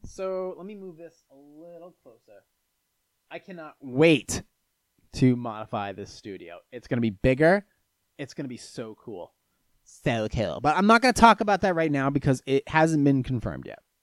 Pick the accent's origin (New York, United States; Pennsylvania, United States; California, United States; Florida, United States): Florida, United States; Venice; I was born in Venice, Florida